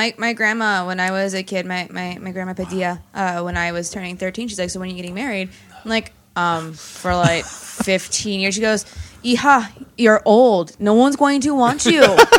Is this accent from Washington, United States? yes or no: yes; Seattle, Washington, United States; also born or lived in Bellingham, Washington; I grew up in Seattle, moved straight to Bellingham.